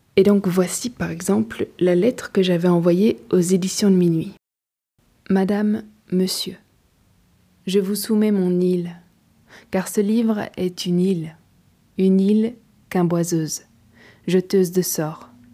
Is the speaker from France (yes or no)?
no; Belgium; Je suis belge et jusqu'ici je poursuis mon chemin d'apprenti écrivain en Belgique.